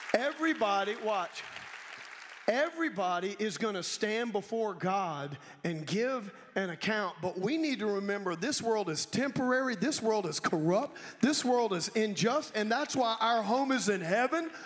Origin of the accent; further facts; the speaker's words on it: Baton Rouge, Louisiana, United States; moved away; my hometown, Baton Rouge, Louisiana